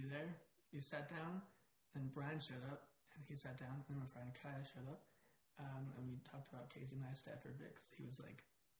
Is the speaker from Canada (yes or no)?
yes; Calgary, Alberta, Canada; born or raised there